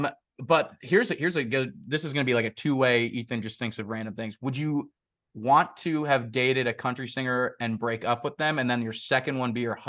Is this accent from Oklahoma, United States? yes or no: no; Deerfield, Illinois, United States; moved away; my hometown of Deerfield, Illinois